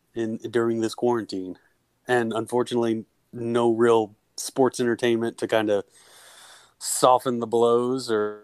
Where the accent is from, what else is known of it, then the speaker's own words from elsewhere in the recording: Dallas area, Texas, United States; moved away as an adult; now in Austin, United States; I grew up around the Dallas area